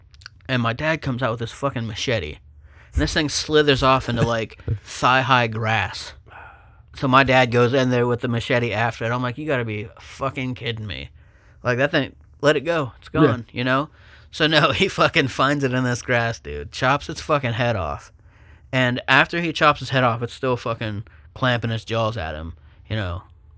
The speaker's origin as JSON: {"language": "English", "town": "Buckeye Lake", "region": "Ohio", "country": "United States", "tie": "born or raised there", "said": "Yeah, so obviously we grew up on Cliff Street, Buckeye Lake."}